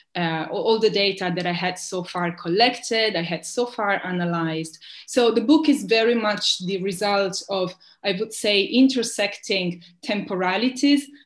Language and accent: English; Italy; the reformism I grew up with in Italy